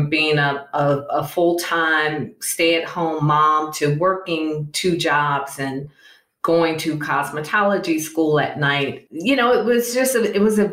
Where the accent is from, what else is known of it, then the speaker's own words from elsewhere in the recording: Atlanta, Georgia, United States; being born and raised in Atlanta